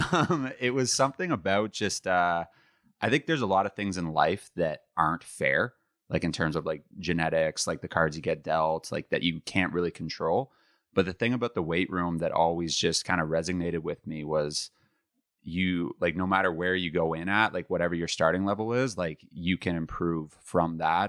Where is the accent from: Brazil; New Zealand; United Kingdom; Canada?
Canada; Ottawa, Ontario; also born or lived in Toronto; my hometown in Ottawa